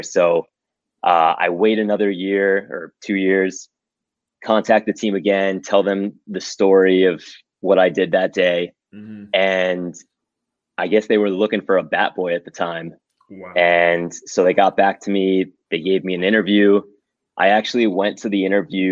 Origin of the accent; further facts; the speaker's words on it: Miami, Florida, United States; I grew up in Miami